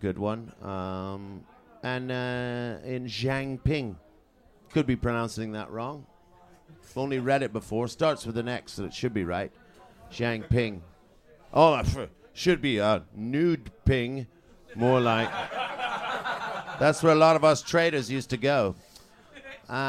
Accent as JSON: {"language": "English", "country": "Canada", "tie": "born or raised there", "also_born_or_lived": "Trinidad and Tobago", "moved": "yes", "lives_now": "London, United Kingdom", "said": "born in Trinidad and Tobago, and then moved to Canada as a small boy, and grew up on a farm there, and then moved to the United Kingdom, and lived in London mainly ever since."}